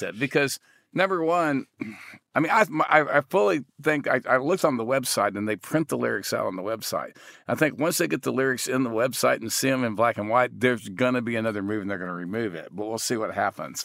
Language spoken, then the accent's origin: English; Texas, United States; I grew up in Texas hunting and fishing